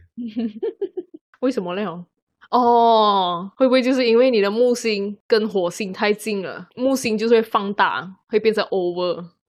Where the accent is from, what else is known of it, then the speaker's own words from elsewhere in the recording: Malaysia; 我出生在马来西亚